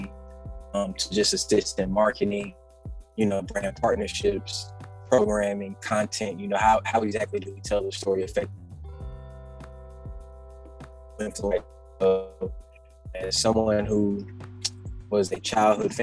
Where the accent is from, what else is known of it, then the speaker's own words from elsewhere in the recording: Anniston, Alabama, United States; I opened up my own recording studio in my hometown of Anniston, Alabama